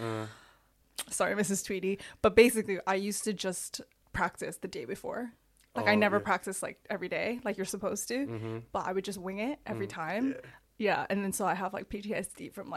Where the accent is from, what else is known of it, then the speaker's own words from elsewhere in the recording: Toronto, Ontario, Canada; also born or lived in Seoul, South Korea; So I was born in Seoul, and then when I was six, moved to Toronto.